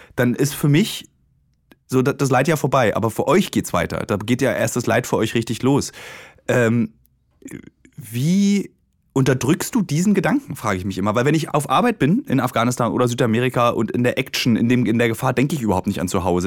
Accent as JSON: {"language": "German", "country": "Germany", "tie": "born or raised there", "said": "mein Vater und ich, wir sind beide in der DDR geboren"}